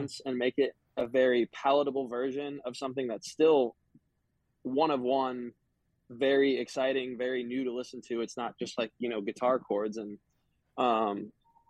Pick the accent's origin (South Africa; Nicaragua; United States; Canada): United States; Indiana; moved away as an adult; now in Los Angeles, United States; my hometown, my home state